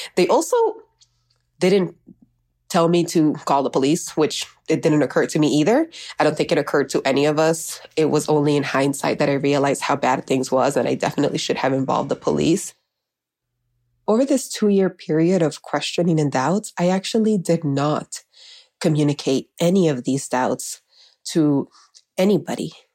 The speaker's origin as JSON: {"language": "English", "town": "Miami", "region": "Florida", "country": "United States", "tie": "born or raised there", "also_born_or_lived": "Honduras", "said": "I was raised in Miami"}